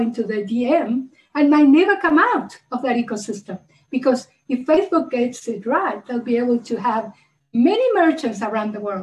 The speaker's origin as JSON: {"language": "English", "country": "Uruguay", "moved": "yes", "lives_now": "South Africa", "said": "I'm originally from Uruguay. I send money to my family in South America"}